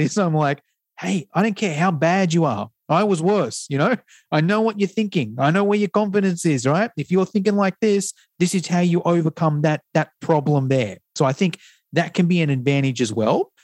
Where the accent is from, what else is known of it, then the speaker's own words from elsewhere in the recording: Australia; accent: Australian; an Australian accent